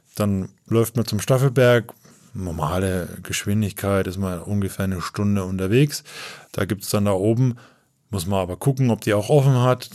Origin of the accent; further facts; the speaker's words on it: Coburg, Bavaria, Germany; Ich komme eher aus, äh, aus Coburg, aus dem nördlichen Oberfranken